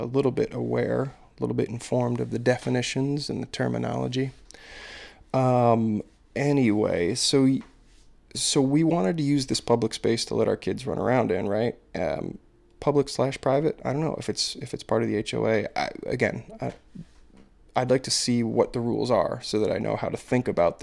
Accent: United States; as like an American

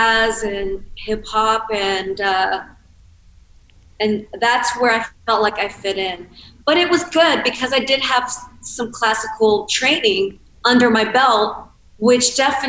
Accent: Cincinnati, Ohio, United States; I grew up in Cincinnati, Ohio

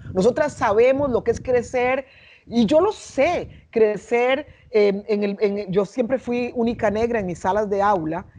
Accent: San José, Costa Rica; now in Panama; yo crecí y nací, en, cre nací, crecí en Costa Rica, en la capital del país, en San José

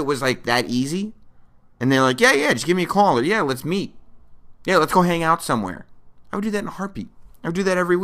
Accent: New York, United States; I was born in New York

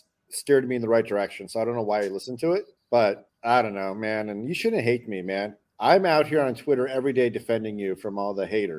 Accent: Greeley, Colorado, United States; I was born and raised in Greeley

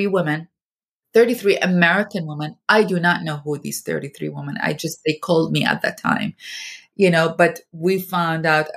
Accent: Iraq; moved away as an adult; now in United States; I am from Iraq

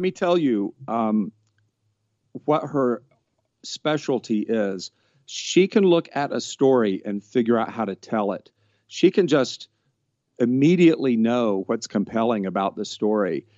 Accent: Georgia, United States; now in Los Angeles, United States; I am from Georgia, and I'm living in Los Angeles

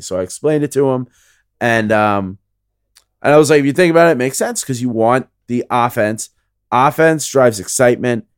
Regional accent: New York City, New York, United States; I grew up in the Bronx

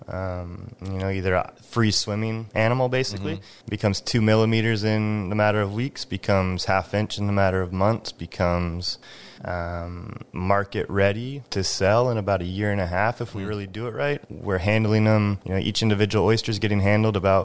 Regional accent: Blaine, Washington, United States; moved away; also born or lived in California; I'm 6 years old walking around eelgrass beds out in Drayton Harbor

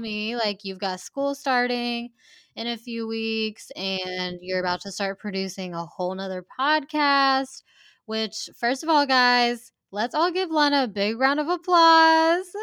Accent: Hoover, Alabama, United States; growing up in Hoover, where it is kind of, like, a wealthier community

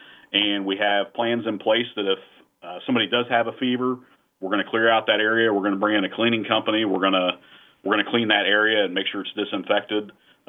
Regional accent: Marengo, Ohio, United States; I grew up south of Marengo, Ohio, just about a mile or two north of the Delaware County line, about 10 minutes north of Sunbury.

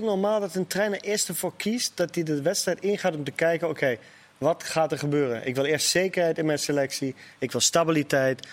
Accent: Germany; Ik als Duitser

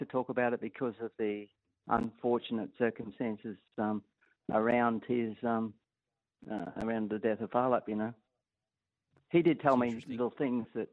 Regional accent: Atherton Tableland, Queensland, Australia; I'm originally from the Atherton Tableland in Queensland

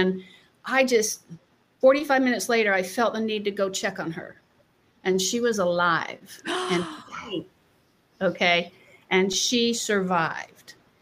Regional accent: North Carolina, United States; I grew up in North Carolina

